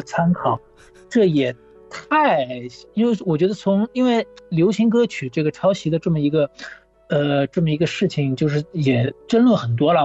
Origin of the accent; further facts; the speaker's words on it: Shanghai, China; 上海，我是在上海长大的